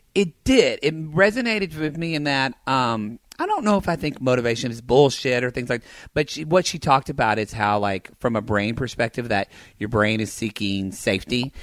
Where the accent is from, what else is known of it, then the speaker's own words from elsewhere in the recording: the South, United States; now in California, United States; growing up in the South